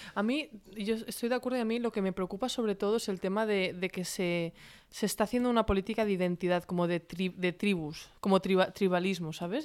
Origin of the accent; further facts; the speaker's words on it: Catalonia, Spain; yo me considero ambos, catalana y, también española